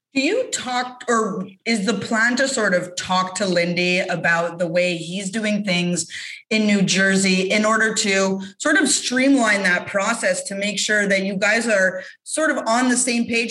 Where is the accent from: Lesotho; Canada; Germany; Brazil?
Canada; as a Canadian